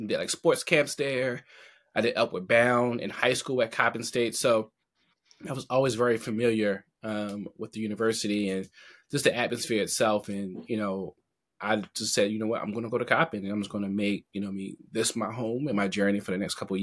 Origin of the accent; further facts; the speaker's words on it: Baltimore, Maryland, United States; also born or lived in Richmond, Virginia; where I grew up in West Baltimore